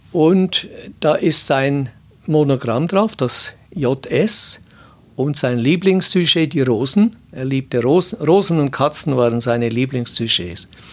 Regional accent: Switzerland; bei uns in der Schweiz

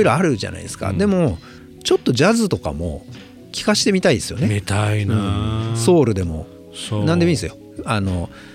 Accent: Japan; 僕ら日本で生まれて育った

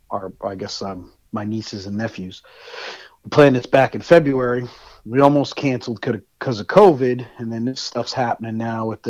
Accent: Central/North New Jersey, United States; accent: Jersey; moved away as an adult; I grew up in what's considered technically Central Jersey, but also could be considered North Jersey, because I grew up very close to New York City

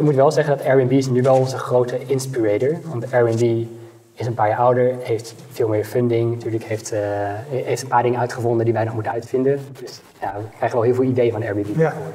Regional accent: Netherlands; als Nederlanders

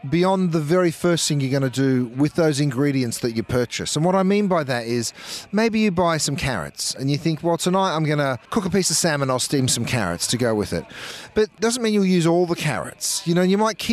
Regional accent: Melbourne, Victoria, Australia; accent: Aussie; moved away as an adult; now in Los Angeles, United States; I grew up here in Melbourne in, you know, some pretty humble beginnings

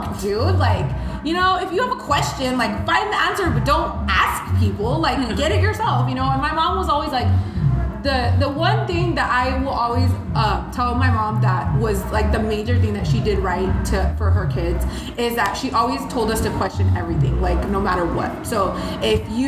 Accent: tiny town in Minnesota, United States; born or raised there; first language Spanish; English is a second language; also born or lived in Mexico / Monterrey (family)

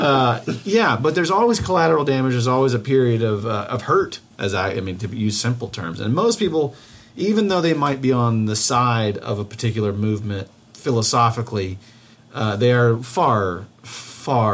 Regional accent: Georgia, United States; I'm from Georgia

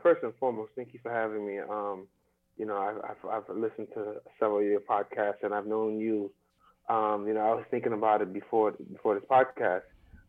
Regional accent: New York City, New York, United States; So my journey, I'm born and raised New Yorker. Born in Brooklyn, raised in Brooklyn. I even went to Brooklyn College.

